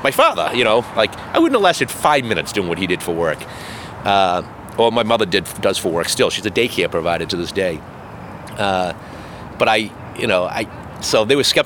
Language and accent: English; Boston, Massachusetts, United States; growing up in Mattapan, every other person was an elected official